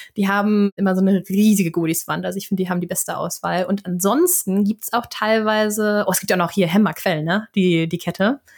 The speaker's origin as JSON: {"language": "German", "town": "Flensburg", "region": "Schleswig-Holstein", "country": "Germany", "said": "Ich komme ja aus Flensburg, also aus der absoluten Grenzstadt"}